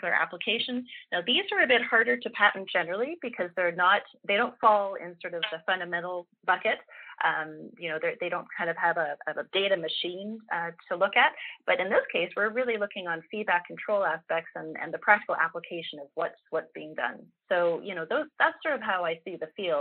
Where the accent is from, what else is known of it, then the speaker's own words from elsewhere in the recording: Canada; speaking as a Canadian